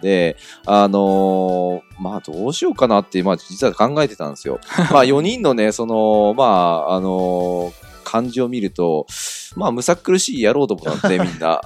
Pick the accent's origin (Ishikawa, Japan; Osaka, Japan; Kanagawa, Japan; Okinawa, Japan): Kanagawa, Japan; Yokohama; 横浜生まれで、えー、横浜育ち。